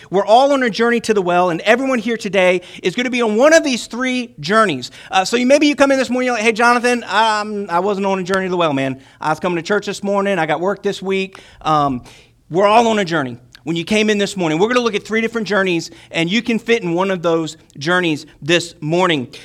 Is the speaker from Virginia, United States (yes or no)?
yes; Chesterfield, Virginia, United States; I'm from Virginia, so greetings in Christ from Chesterfield, Virginia